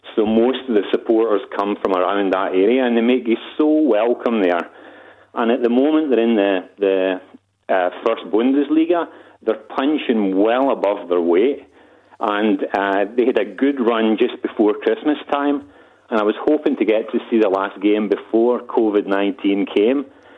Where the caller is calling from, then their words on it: Geretsried, Bavaria, Germany; Yeah, I'm calling in from Geretsried, which is about 30 kilometres south of Munich.